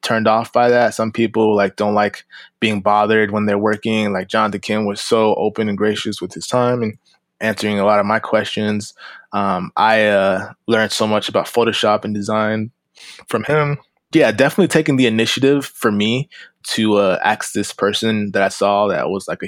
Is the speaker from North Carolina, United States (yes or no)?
no; Florida, United States; moved away as an adult; also born or lived in Los Angeles, California; I'm in Florida